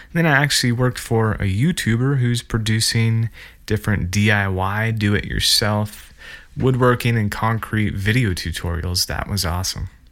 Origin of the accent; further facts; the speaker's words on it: central Montana, United States; I'm from the central flatter part of Montana, and then after high school, moved westward towards the mountains.